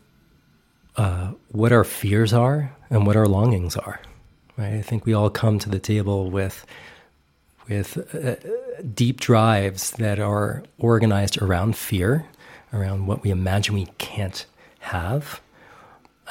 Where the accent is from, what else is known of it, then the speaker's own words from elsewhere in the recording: New York, United States; I'm from New York, you know, my dad was from the Bronx and my mother's from Brooklyn